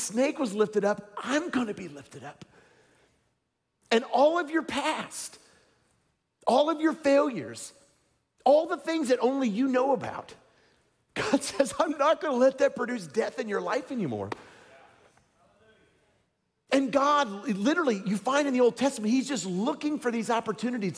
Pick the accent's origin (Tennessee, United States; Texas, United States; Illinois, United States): Tennessee, United States; I'm from Tennessee. We talk like that down there.